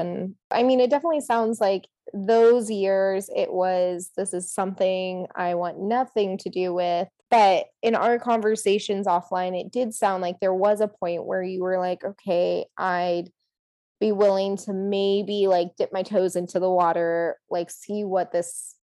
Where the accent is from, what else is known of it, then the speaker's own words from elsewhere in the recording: South Korea; positive affirmation and emotions associated with the fact that I am from Asia, specifically South Korea.